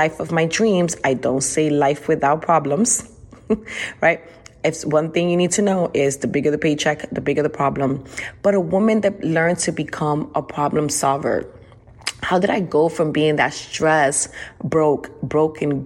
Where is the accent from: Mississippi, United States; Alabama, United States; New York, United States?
New York, United States; New York City; now in Houston, United States; I'm originally from New York City, now living in Houston, Texas, and I grew up in the rough streets of New York